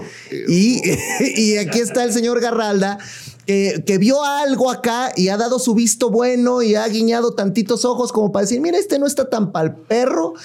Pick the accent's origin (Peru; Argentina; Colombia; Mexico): Mexico; Naucalpan, State of Mexico; De satélite, de ciudad satélite. Edomex, Naucalpan